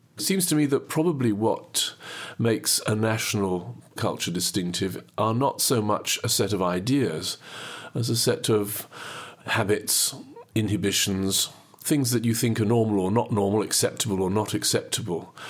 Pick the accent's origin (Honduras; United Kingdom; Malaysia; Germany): United Kingdom; Midlands; now in Cambridge, United Kingdom; I was born and brought up in the Midlands, and I've lived most of my life in Cambridge